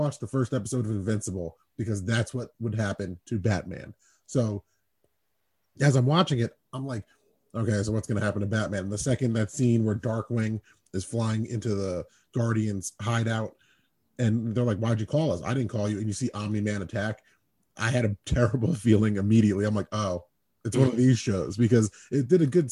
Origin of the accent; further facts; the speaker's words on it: United States; I'm American.